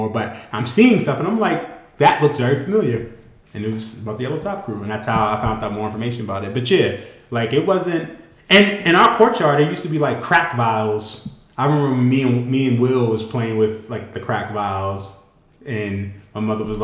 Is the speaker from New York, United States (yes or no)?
yes; New York City, New York, United States; I grew up in Harlem. the beginning of Harlem.